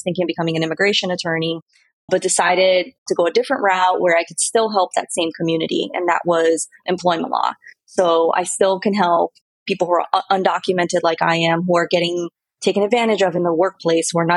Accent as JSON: {"language": "English", "town": "Miami", "region": "Florida", "country": "United States", "tie": "born or raised there", "also_born_or_lived": "Brazil / New York / San Diego", "moved": "as an adult", "said": "I was born in Brazil, and I moved to the States when I was 8 years old. So I grew up in Miami"}